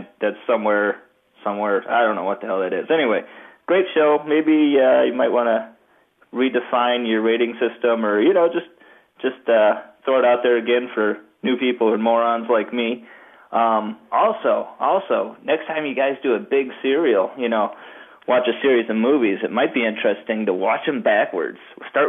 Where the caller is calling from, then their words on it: Michigan, United States; I'm calling from Michigan.